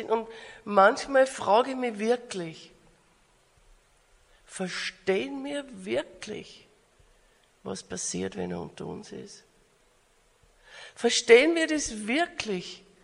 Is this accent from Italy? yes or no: no; Austria; now in Australia; äh, bin eine Österreicherin und lebe aber in Australien.